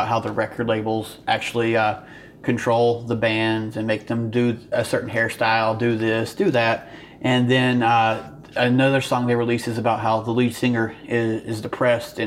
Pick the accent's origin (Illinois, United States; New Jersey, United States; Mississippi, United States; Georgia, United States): Georgia, United States; Atlanta; moved away as an adult; also born or lived in St. Louis, Missouri; now in St. Louis area, Missouri, United States; I grew up around Atlanta in Georgia